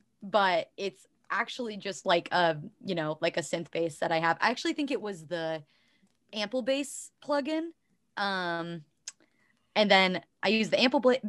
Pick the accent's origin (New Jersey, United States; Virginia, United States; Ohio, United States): Ohio, United States; I am definitely Midwestern, but I identify as Appalachian because I grew up in like southeastern Ohio.